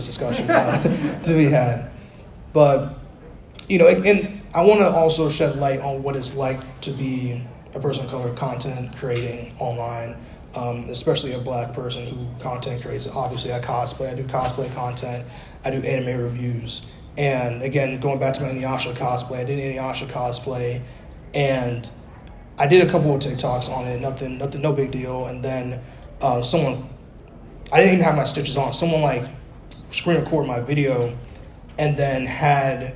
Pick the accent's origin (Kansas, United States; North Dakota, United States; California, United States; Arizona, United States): Arizona, United States; moved away; also born or lived in Bronx, New York; I grew up in Arizona for a while